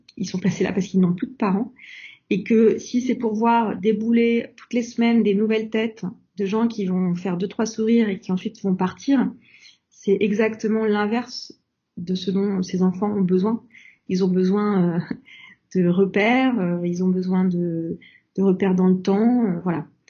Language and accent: French; France; nous, en tant que Français